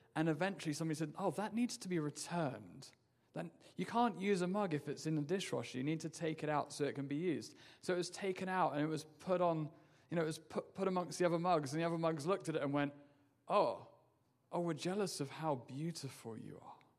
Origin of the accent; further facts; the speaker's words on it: England, United Kingdom; moved away as an adult; I'm from England.